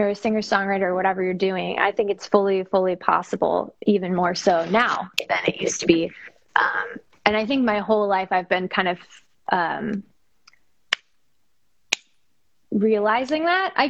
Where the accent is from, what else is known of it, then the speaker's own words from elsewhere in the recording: Wisconsin, United States; moved away; I grew up in the Midwest in Wisconsin